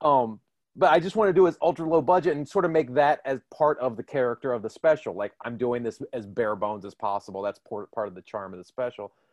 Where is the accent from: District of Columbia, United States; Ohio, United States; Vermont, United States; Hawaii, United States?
District of Columbia, United States; Washington; moved away; my hometown of Washington DC.